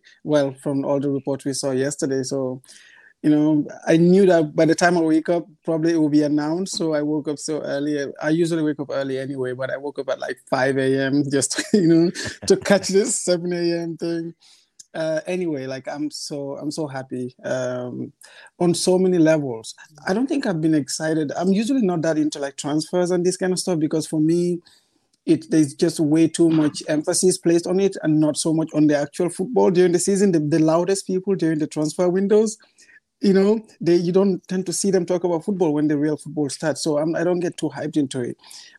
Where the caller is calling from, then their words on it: Boston, Massachusetts, United States; I'm calling from Boston, from the US.